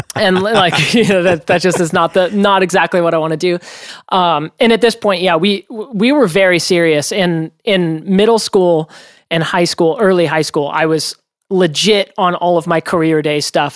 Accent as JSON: {"language": "English", "region": "Oregon", "country": "United States", "tie": "born or raised there", "said": "I grew up in Oregon"}